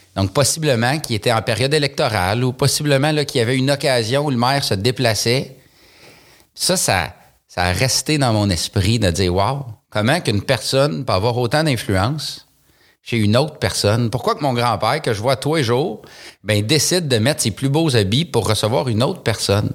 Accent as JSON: {"language": "French", "town": "Saint-Lin–Laurentides", "region": "Quebec", "country": "Canada", "tie": "born or raised there", "said": "Je suis né à Saint-Laurentide. Euh, ça fait, euh, j'allais dire 39 ans, là, mais j'ai eu 40 ans il y a quelques jours. Donc, ça fait maintenant 40 ans et quelques jours que j'habite euh, dans cette ville-là"}